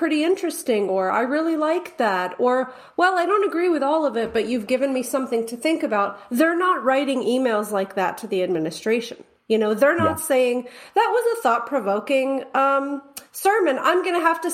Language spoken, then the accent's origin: English; United States; as an American